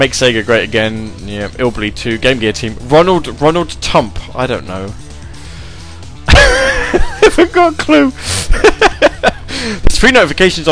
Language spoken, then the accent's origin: English; United Kingdom; I'm British and not American